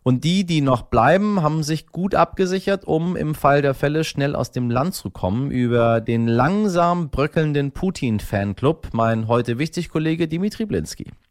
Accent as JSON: {"language": "German", "country": "Germany", "said": "hier bei uns in Deutschland"}